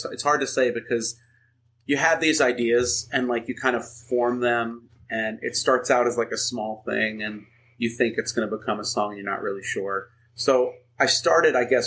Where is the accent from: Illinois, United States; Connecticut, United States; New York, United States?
New York, United States; Uniondale; moved away as an adult; now in Queens, United States; I was born in Uniondale